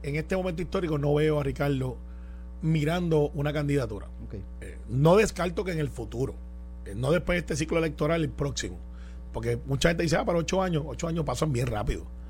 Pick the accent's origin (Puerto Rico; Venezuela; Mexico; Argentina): Puerto Rico; Guaynabo; yo soy de Guaynabo